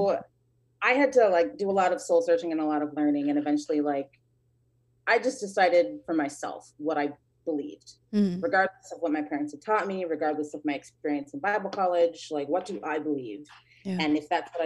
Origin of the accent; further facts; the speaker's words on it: Chicago, Illinois, United States; I was born in Chicago and put up for adoption, I believe, when I was around 2 years old